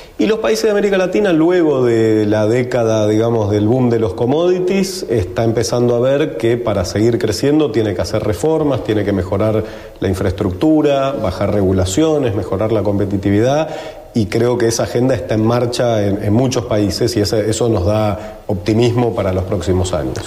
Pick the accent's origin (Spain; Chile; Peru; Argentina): Argentina; los argentinos y los latinoamericanos estamos preparados